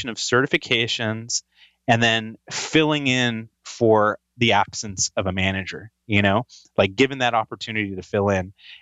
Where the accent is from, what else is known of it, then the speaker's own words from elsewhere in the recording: Fresno, California, United States; I grew up in Fresno, California.